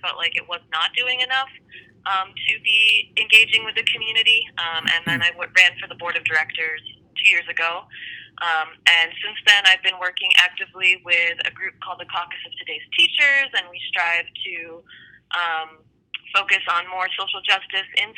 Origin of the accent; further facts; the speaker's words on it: Aurora, Colorado, United States; also born or lived in France; now in Denver, United States; I'm originally from Aurora, Colorado. After I graduated high school, I went to school out of state